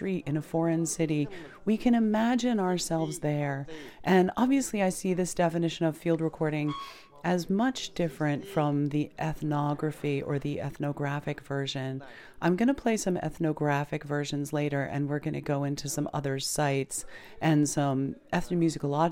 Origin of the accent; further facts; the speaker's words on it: United States; growing up in the United States